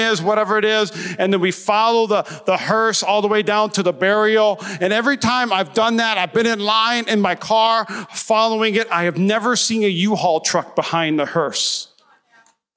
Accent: Midwest, United States; I grew up in the Midwest

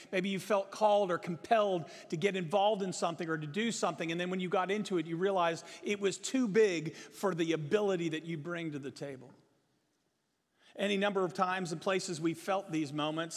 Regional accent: Virginia, United States; now in Texas, United States; I grew up in Virginia.

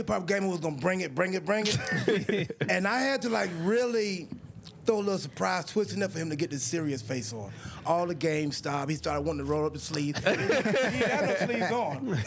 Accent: the South, United States; I'm from the South

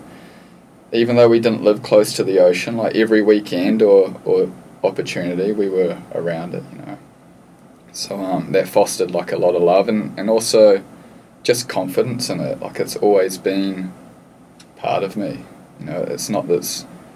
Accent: Lower Hutt, Wellington, New Zealand; moved away; also born or lived in Australia / Hawaii; I'm from a pretty small town called Stokes Valley. It's probably the size of Byron Bay, but it's not close to the coast at all. It's actually a suburb in between Lower Hutt and Upper Hutt, which is close to the city of Wellington. And I spent my whole life in the same house with my parents and my brother

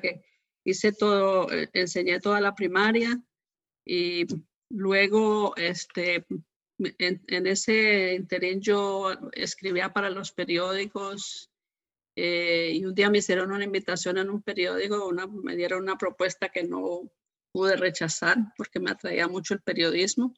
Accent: Armenia, Quindío, Colombia; moved away; Yo soy de una ciudad que se llama Armenia, del departamento del Quindío

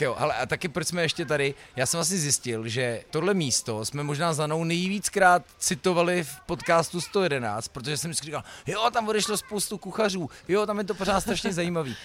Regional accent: Most, Ústí nad Labem Region, Czechia; also born or lived in Louny; to je trošku můj hometown, já jsem se narodil jo, jo. jako v mostecký porodnici, občas musím odpovídat do médií, jako eh, rodák z Mostu, vždycky říkám, prosím vás, ale já nejsem rodák

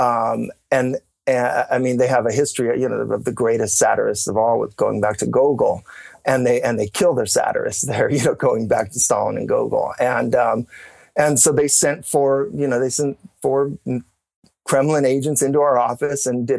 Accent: United States; moved away; I'm American

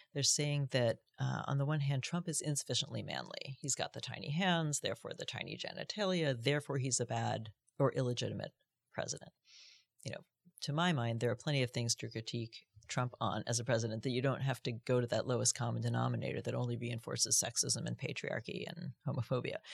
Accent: New York, United States; I grew up in New York, you know, so I was used to being in a big city

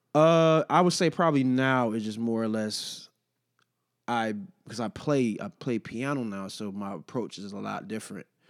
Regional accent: Detroit, Michigan, United States; also born or lived in Los Angeles; now in Washington, D.C., United States; I lived in L.A. for a year and a half, and obviously I'm from Detroit

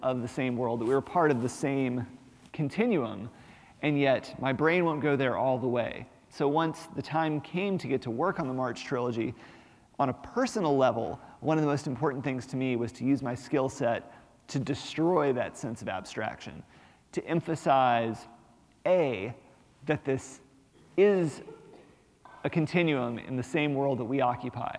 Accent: Montgomery, Alabama, United States; moved away; also born or lived in Little Rock, Arkansas / northern Mississippi; I'm from Little Rock, Arkansas, and I spent a lot of my childhood in Montgomery, Alabama

